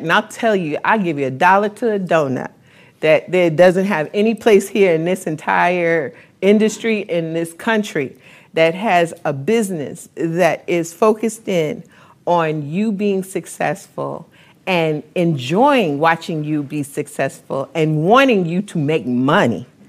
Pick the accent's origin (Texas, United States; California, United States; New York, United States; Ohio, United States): New York, United States; I'm from New York